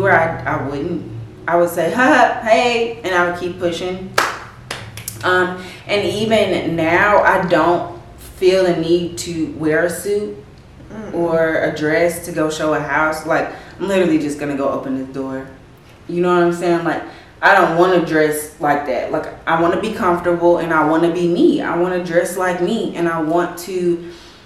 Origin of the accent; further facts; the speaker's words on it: Nashville, Tennessee, United States; I'm from Nashville